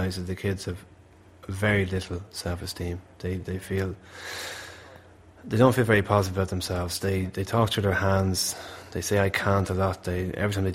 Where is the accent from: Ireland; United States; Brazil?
Ireland; Malahide, Leinster; I'm from Malahide, and I know exactly what people from Malahide are about